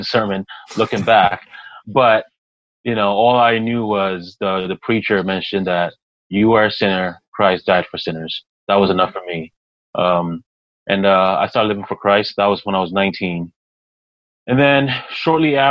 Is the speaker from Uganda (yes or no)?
no; Toronto, Ontario, Canada; born or raised there; also born or lived in Ghana / Montreal, Canada